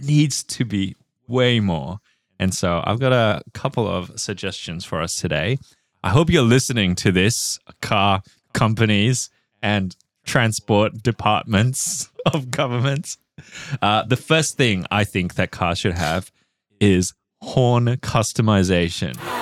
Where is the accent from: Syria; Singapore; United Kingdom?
Singapore; moved away; I grew up in Singapore